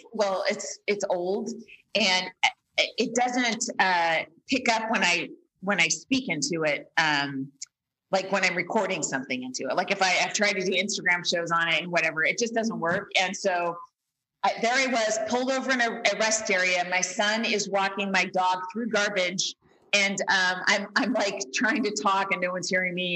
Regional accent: Bay Area, California, United States; moved away; my hometown

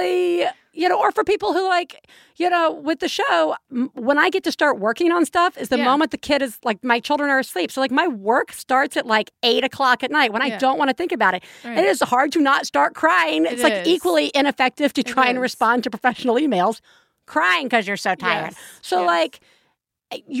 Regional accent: the South, United States; accent: Southern; my Southern accent

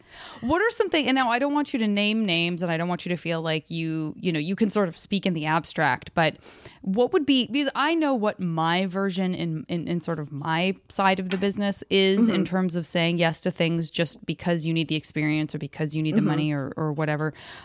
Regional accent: Arizona, United States; moved away; also born or lived in San Francisco; From Arizona.

